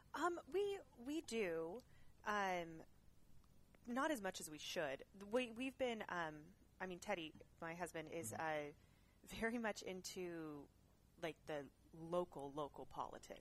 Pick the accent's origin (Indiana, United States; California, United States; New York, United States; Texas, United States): California, United States; Orland; also born or lived in Chico, California / Cheyenne, Wyoming; then my dad and mom came back to California, and we lived in uh, Orland, which is right near Chico. Mm-hmm. Um, but it's a big ag community. Mm. Um, I grew up on an olive orchard